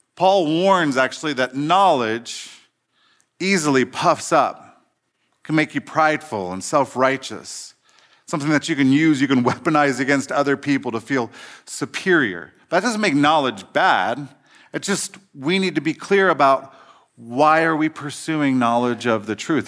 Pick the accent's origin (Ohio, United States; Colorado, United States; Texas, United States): Ohio, United States; Cincinnati; I grew up in Cincinnati in the eighties, Reagan years